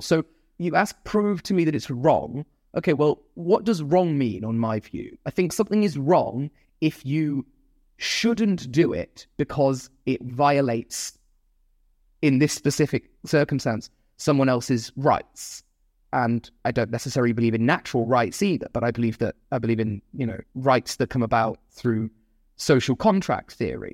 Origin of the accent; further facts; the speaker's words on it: Nottingham, East Midlands, United Kingdom; the hometown of Nottingham.